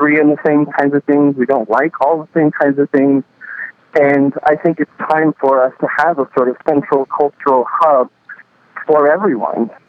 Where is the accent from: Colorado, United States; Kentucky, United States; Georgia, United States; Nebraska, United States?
Nebraska, United States; some kid like me growing up in Nebraska